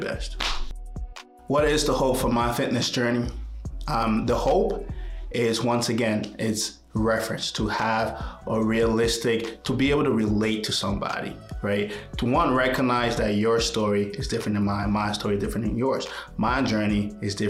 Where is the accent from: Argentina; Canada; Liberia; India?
Liberia; now in United States; I was born in Liberia. It's a tiny little country in West Africa. And Liberia experienced a civil war for about 20 years, just about as long as I lived there.